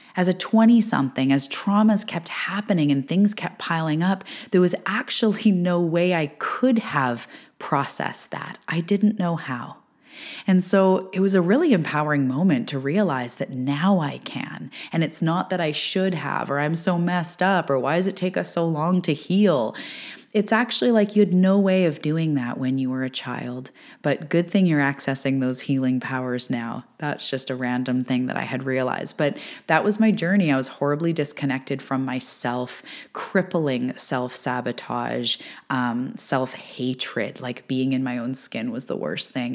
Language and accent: English; Canada; I am a Canadian living on the West west coast of Canada